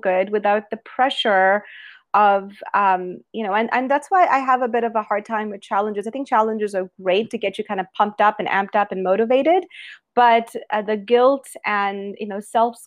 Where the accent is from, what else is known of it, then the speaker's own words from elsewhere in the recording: Alberta, Canada; also born or lived in British Columbia; I'm from Alberta, Canada, and I have spent my whole life in public health and infectious diseases